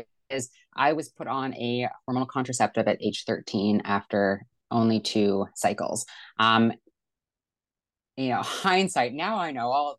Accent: Vancouver, British Columbia, Canada; moved away; I'm from Vancouver, British Columbia, Canada

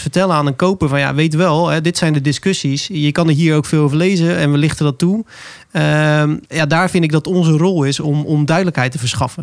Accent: Zeeland, Netherlands; moved away; Ik kom oorspronkelijk uit Zeeland

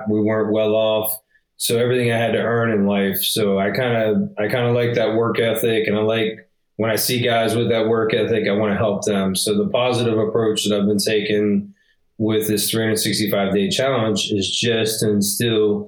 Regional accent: Pittsburgh, Pennsylvania, United States; I grew up in the Northeast and I was in the Pittsburgh area

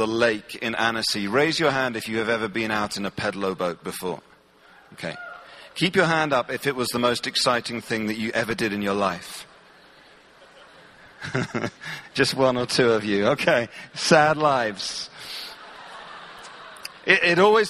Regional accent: England, United Kingdom; I'm from England

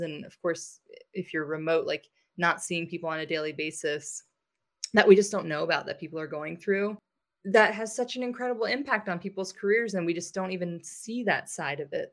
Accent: United States; I'm American

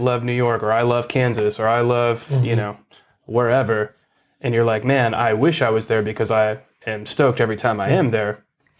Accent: Canada; I'm from Canada, and I've never played in the States before.

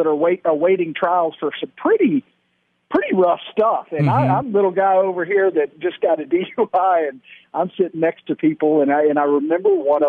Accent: Dallas, Texas, United States; also born or lived in Alabama; I grew up here in Dallas, went to a Christian school, led chapel even, right. And then went off to school in Alabama. I went to Auburn

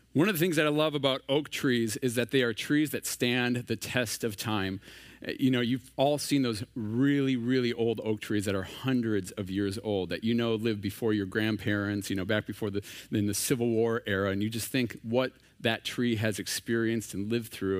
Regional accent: Minnesota, United States; moved away as an adult; now in San Diego, United States; We are originally from Minnesota

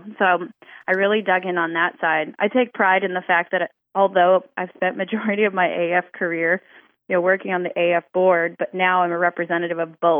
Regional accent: Wisconsin, United States; now in Dallas, United States; I'm originally from Wisconsin, but Dallas is where my home base is in District 10.

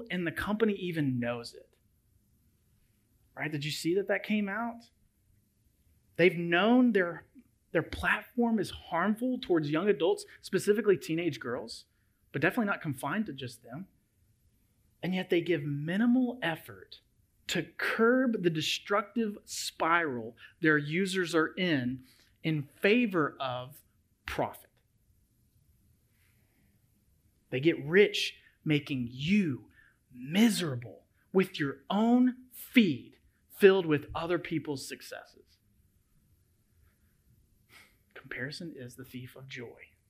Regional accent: Memphis, Tennessee, United States; moved away as an adult; my hometown of Memphis, Tennessee

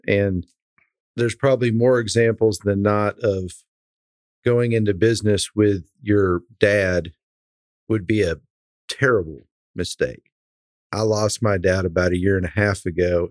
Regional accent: Dripping Springs, Texas, United States; growing up in Central Texas in, in Dripping Springs, we were one of the first organic farmers

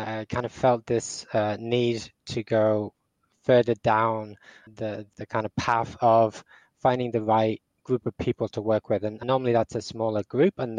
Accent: Portugal; also born or lived in England; now in Dublin, Ireland; I live in Dublin, Ireland. I'm English, but I grew up in Portugal.

